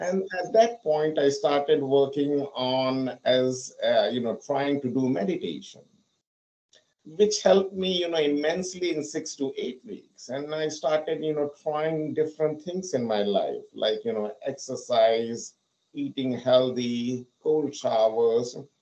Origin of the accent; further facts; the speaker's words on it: India; moved away as an adult; also born or lived in London; now in United States; So I'm basically from India and I have lived there for 26 years. I came to US in 2008 and I have been living here for the past 14 years.